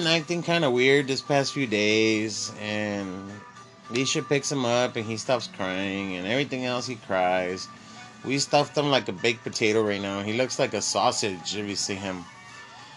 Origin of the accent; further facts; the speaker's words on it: Texas, United States; I'm a Texan